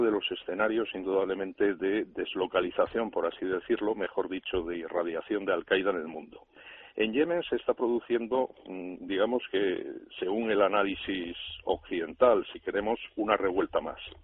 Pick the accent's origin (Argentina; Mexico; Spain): Spain; nosotros, como españoles